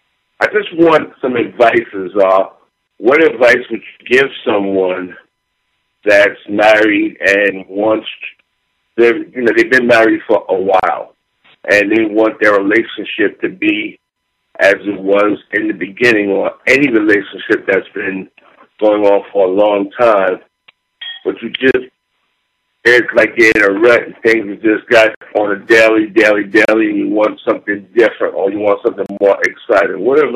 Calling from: New Jersey, United States; I'm calling from New Jersey.

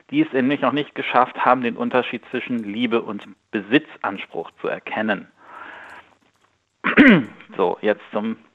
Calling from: Bonn, North Rhine-Westphalia, Germany; Einen wunderschönen guten Morgen. Hallo, grüß dich.

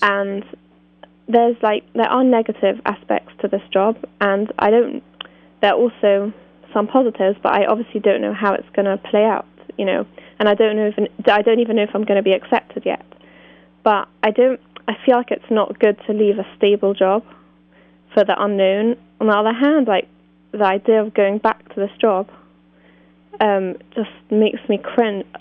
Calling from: England, United Kingdom; I'm calling from England

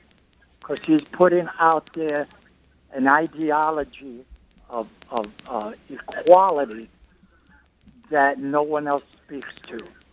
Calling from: New York City, New York, United States; The Lower East Side in New York City.

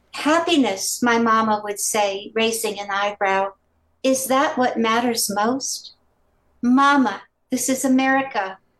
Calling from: Maryland, United States; I'm also calling from Maryland.

